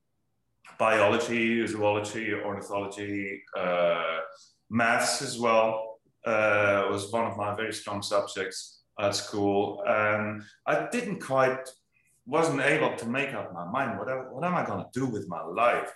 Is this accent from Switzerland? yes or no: yes; Willisau, Lucerne, Switzerland; moved away; I come from a little village called Willisau in Switzerland